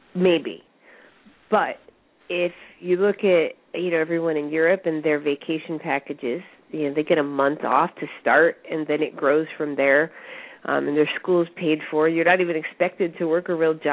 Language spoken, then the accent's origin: English; United States; as Americans, as an American business owner and an entrepreneur, I work